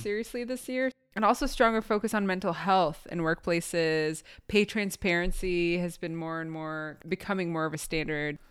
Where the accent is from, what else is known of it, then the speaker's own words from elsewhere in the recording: Palestine; I, as a Palestinian person